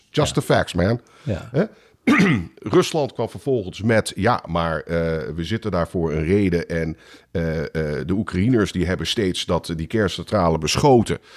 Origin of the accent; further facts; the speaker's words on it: Netherlands; now in United States; ik, als Nederlander zeg je, waar